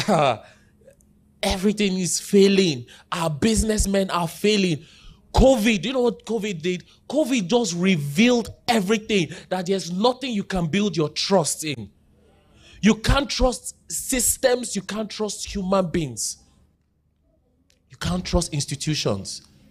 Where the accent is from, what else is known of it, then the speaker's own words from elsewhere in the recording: Jos, Plateau, Nigeria; I grew up in Jos, but where I grew up, pre-two thousand one crisis, so I largely grew up in an Igbo community